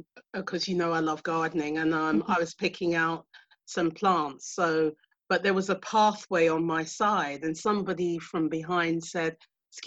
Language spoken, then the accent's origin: English; United Kingdom; accent: UK; I'm in the UK because you can hear from my accent.